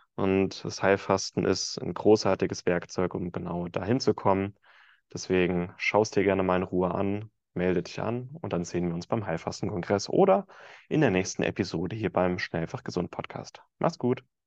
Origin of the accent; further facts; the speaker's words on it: Franconia, Bavaria, Germany; ich bin in Franken geboren, aber genetisch gesehen bin ich ein Ossi